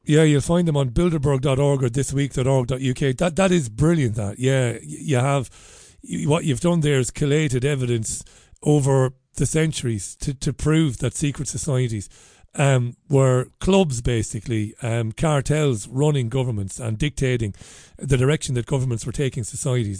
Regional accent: Ireland; moved away as an adult; now in United Kingdom; I came here because things were better for me, uh, here than they were in Ireland back when I first came here many, many years ago

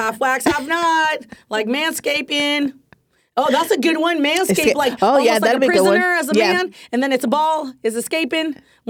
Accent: the Bay Area, California, United States; now in Los Angeles, United States; I'm from the Bay, and when I lived in the Bay

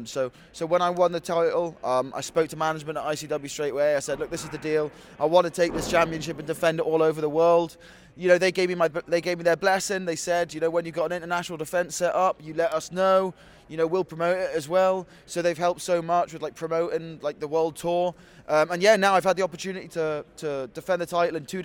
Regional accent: Bristol, South West England, United Kingdom; my hometown, Bristol in England

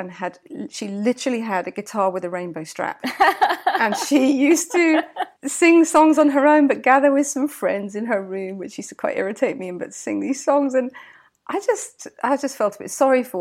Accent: England, United Kingdom; moved away as an adult; now in Cape Town, South Africa; I'm English, and we met in England

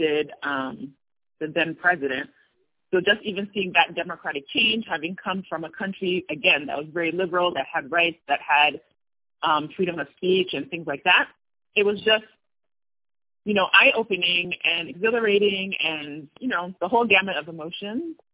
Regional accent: New Jersey, United States; moved away as an adult; now in Tunisia; I'm from New Jersey, born in New Jersey uh, to a Ghanaian father and an Ivorian mother, um, and grew up in the States most of my life

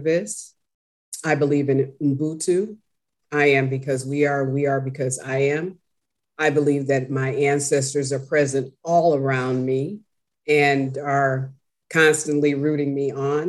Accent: Chicago, Illinois, United States; also born or lived in Washington, District of Columbia, United States; I was born and raised in Chicago. Chicago is my home.

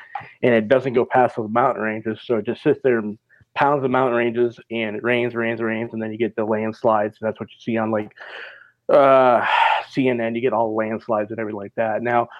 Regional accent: Minnesota, United States; When I grew up in Minnesota, all I heard about was Chicago heat waves.

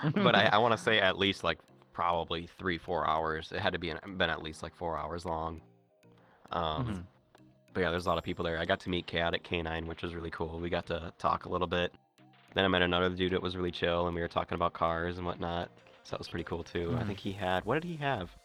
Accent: Minnesota, United States; I was from Minnesota

